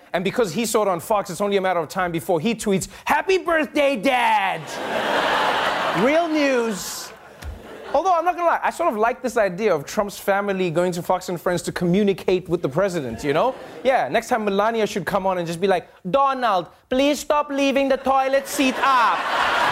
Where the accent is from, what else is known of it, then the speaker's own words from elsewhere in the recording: South Africa; as a South African